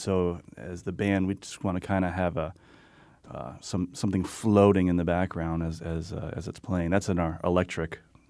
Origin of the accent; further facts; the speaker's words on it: West Hartford, Connecticut, United States; And then I grew up in West Hartford, and a lot of people I grew up with, we all went away.